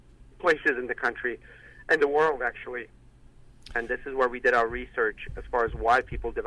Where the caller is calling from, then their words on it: Loma Linda, California, United States; I'm actually calling from Loma Linda University, from Loma Linda, which is in Southern California.